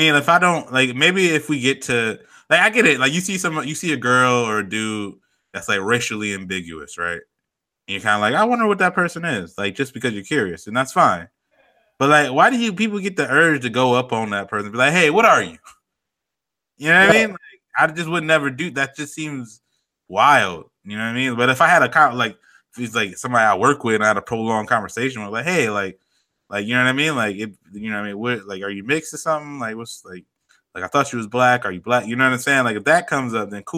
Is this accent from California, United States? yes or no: no; Chicago, Illinois, United States; now in Phoenix, United States; I'm from Chicago.